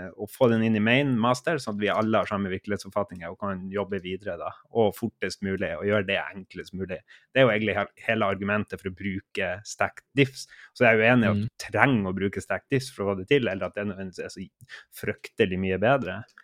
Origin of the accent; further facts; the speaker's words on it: Harstad, Troms, Norway; accent: Harstad dialect; min dialekt eh, kommer fra nord for polarsirkelen. ved starten av vakre eh, Lofoten. Der ligger Harstad som en liten basecamp. Der, der kommer min dialekt ifra.